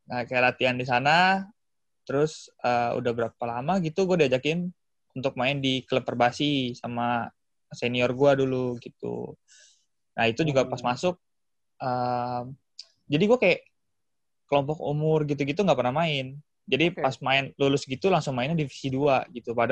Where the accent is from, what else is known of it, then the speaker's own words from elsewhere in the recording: Jakarta, Indonesia; iya gue asli Jakarta